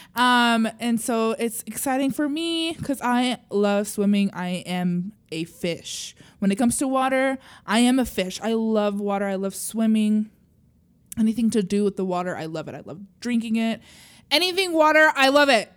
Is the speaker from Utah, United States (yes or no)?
yes; Utah, United States; I grew up in Utah